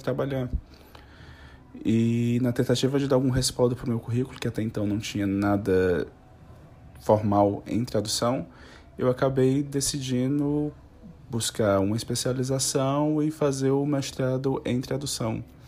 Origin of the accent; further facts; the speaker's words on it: Fortaleza, Ceará, Brazil; Eu, na verdade, sou natural de Fortaleza, no Ceará